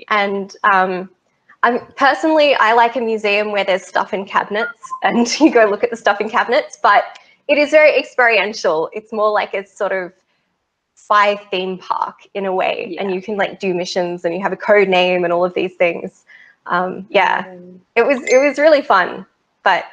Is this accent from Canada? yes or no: no; Australia; I'm an Australian